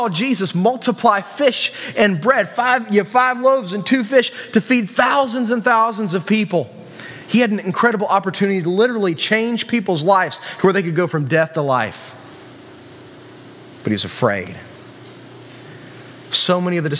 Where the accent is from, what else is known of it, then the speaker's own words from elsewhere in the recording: West Virginia, United States; We're West Virginians